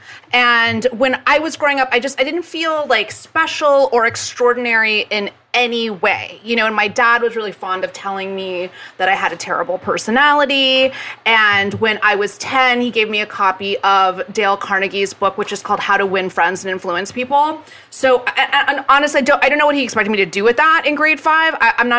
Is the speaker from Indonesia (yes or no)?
yes; Jakarta, Indonesia; So I grew up in Jakarta, Indonesia.